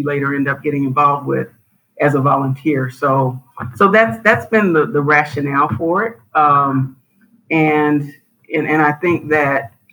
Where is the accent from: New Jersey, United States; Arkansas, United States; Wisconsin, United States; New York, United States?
Arkansas, United States; Little Rock; now in Cleveland, United States; I grew up in Arkansas. I grew up in Little Rock